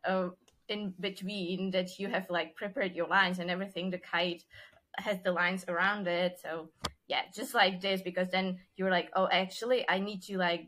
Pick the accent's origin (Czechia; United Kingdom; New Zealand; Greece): Czechia; accent: Czech; first language Czech; English is a second language; my mother language is Czech, and then I speak German, English, Spanish, and then Dutch, Portuguese, and now Italian